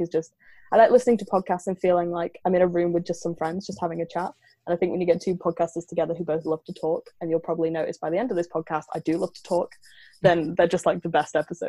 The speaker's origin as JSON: {"language": "English", "town": "Lancaster", "region": "North West England", "country": "United Kingdom", "accent": "northern", "said": "everyone always assumes I'm Australian because for some reason, northern accents sound like Australian accents. But no, I'm from the north of England, just south of the Lake District in a city called Lancaster."}